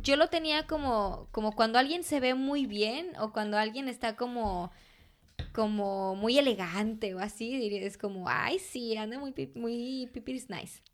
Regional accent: Jalostotitlán, Jalisco, Mexico; first language Spanish; moved away; dar clases de fotografía en, en Jalos, de donde soy yo

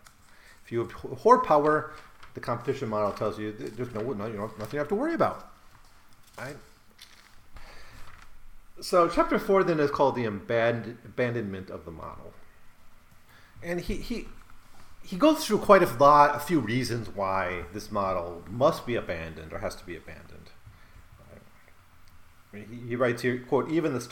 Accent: Rothschild, Wisconsin, United States; where I grew up, Rothschild, Wisconsin

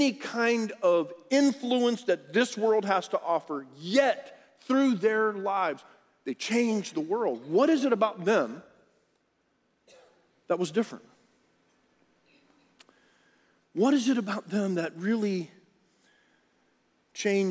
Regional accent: Rio Grande Valley, Texas, United States; When I was growing up in the Rio Grande Valley, we were by the beach

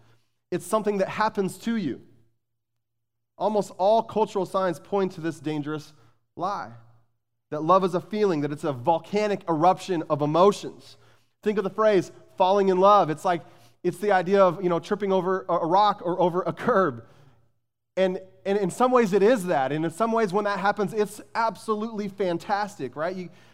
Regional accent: Arizona, United States; I grew up in Arizona. I've shared that with you many times. And I grew up as a passionate University of Arizona Wildcat basketball fan.

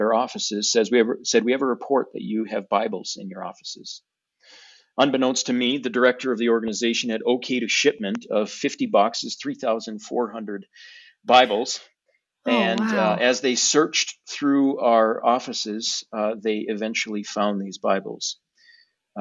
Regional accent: United States; moved away as an adult; I grew up in America

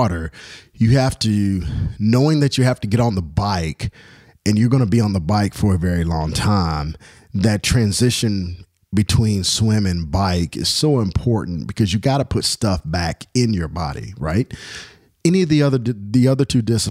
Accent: Louisville, Kentucky, United States; born or raised there

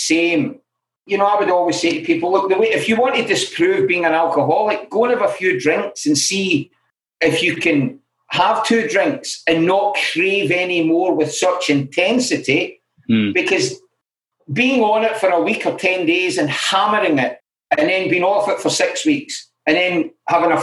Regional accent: Glasgow, Scotland, United Kingdom; I grew up in Glasgow

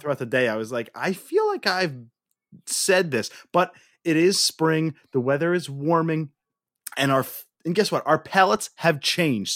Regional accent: Northeast, United States; We, we were spoiled growing up in the Northeast, man. I mean, we still live in the Northeast

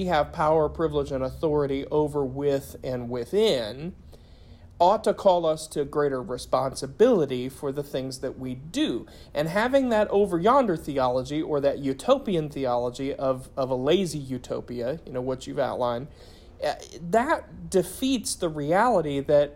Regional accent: Appalachia, United States; being an Appalachian and a lifelong Christian

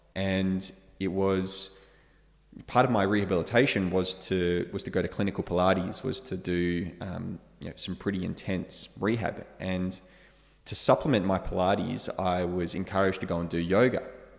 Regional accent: London, United Kingdom; now in Margaret River, Australia; I'm actually originally from the UK. I was born in North London, but my home is Western Australia, specifically now Margaret River.

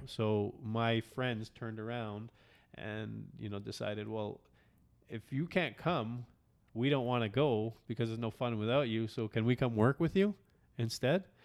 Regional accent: Canada; I'm Canadian

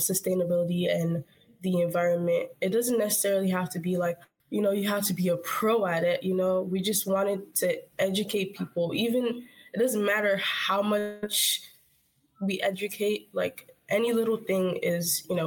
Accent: Nigeria; now in United States; when I grew up there

